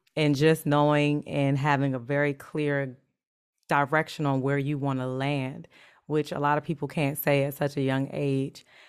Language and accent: English; United States; I grew up in the States